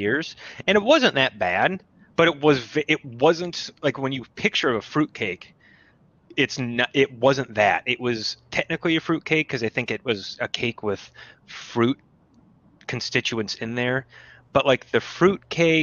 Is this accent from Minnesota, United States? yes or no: yes; Minnesota, United States; I'm from Minnesota